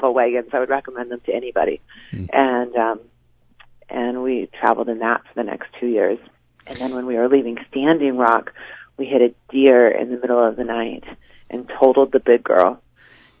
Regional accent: Washington, United States; born or raised there

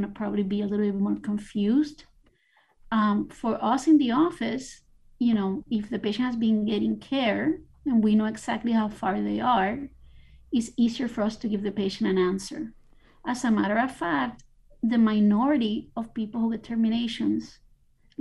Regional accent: Puerto Rico; now in Miami, United States; I was born in Puerto Rico

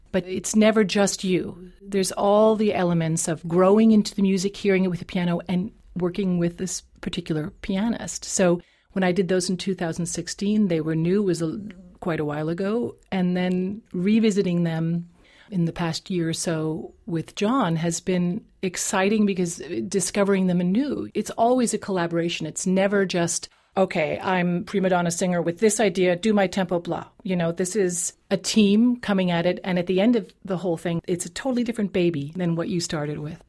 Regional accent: New England, United States; first language English; also born or lived in Europe; now in Vienna, Austria; raised in New England

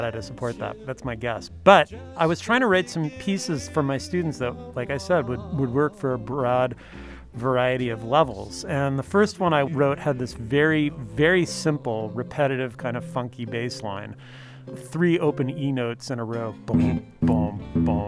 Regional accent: Canada; now in Riverside, United States; Ken Steele is a Canadian like me, though, well, actually both of us are dual citizens now, but we're both originally from Canada

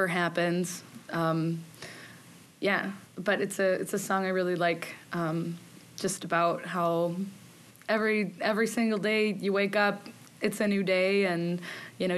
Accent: Freeport, Illinois, United States; also born or lived in DeKalb, Illinois; I'm originally from Freeport, Illinois

